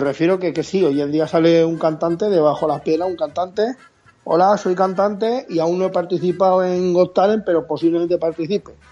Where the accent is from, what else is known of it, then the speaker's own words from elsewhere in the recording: Valencian Community, Spain; yo soy valenciano como a mucha honra